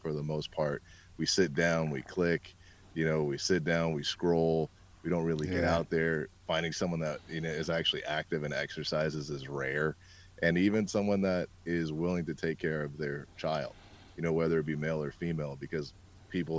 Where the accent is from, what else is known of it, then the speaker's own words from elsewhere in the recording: California, United States; I'm born and raised in California